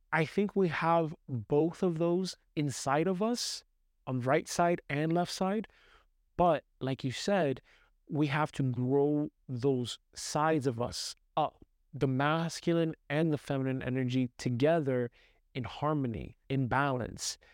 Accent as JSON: {"language": "English", "town": "New York City", "region": "New York", "country": "United States", "tie": "born or raised there", "said": "growing up in Brooklyn"}